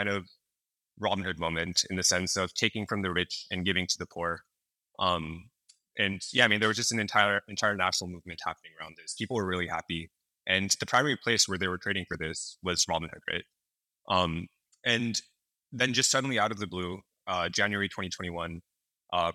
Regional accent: San Francisco Bay Area, California, United States; I grew up in the San Francisco Bay Area

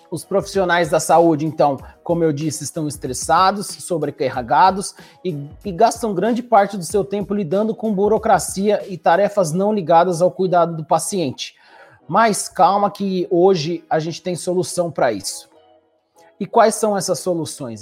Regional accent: Brazil; moved away as an adult; also born or lived in New York, United States / Toronto, Canada; now in Kingston, Canada; sou brasileiro, formei no Brasil

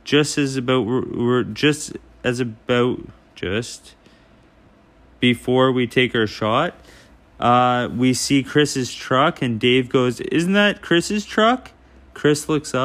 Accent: Ontario, Canada; now in Vancouver, Canada; Ontario originally, and I live in Vancouver now.

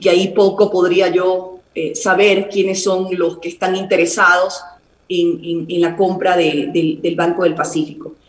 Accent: Guayaquil, Guayas, Ecuador; mi ciudad natal, Guayaquil

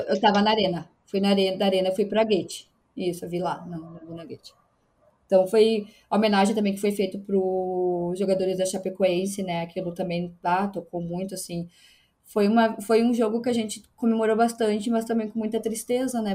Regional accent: Erechim, Rio Grande do Sul, Brazil; also born or lived in São José do Ouro; eu não nasci em Erechim, né? Eu nasci numa cidadezinha perto de Erechim, mas eu moro em Erechim, é, é São José do Ouro praticamente eu só nasci lá. Com três anos eu fui para Erechim

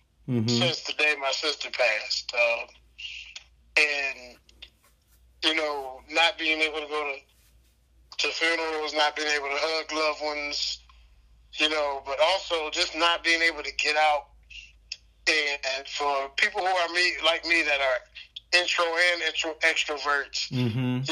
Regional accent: Detroit, Michigan, United States; I grew up mostly on Detroit's west side.

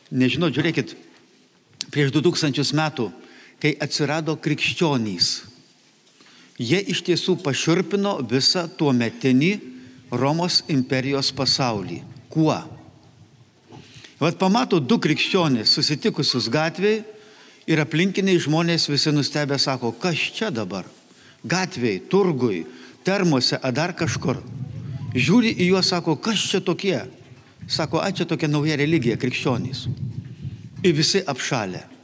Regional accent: Lithuania

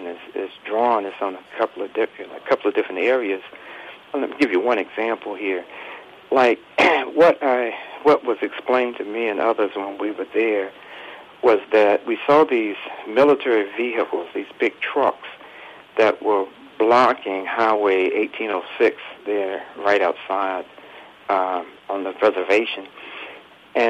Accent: North Carolina, United States; I grew up here in the South in North Carolina

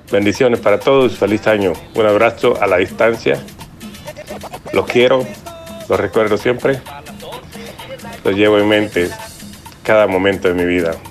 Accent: Bolívar, La Unión, El Salvador; moved away; mi pueblo querido Bolívar

